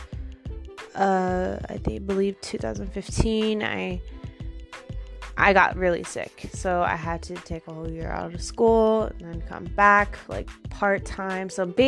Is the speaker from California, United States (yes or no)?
yes; Long Beach, California, United States; also born or lived in Lakewood, California; I was born in Long Beach Memorial. I grew up in North Long Beach. I was in the Paramount Unified School District from kindergarten to eighth grade.